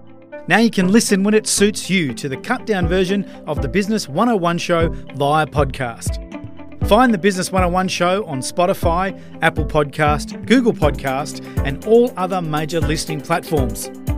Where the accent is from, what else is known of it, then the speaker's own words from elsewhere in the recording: Australia; I'm an Australian. I'm an Australian living in Queensland. I'm not a Queenslander living in Australia.